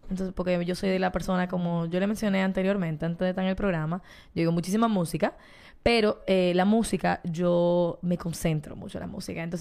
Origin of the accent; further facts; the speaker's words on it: Dominican Republic; Yo soy una dominicana, con pasaporte dominicano